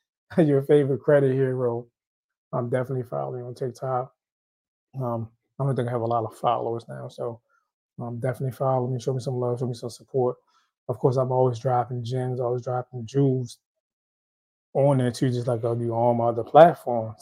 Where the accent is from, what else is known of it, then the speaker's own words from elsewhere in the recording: Haiti; I'm Haitian. I'm from Haiti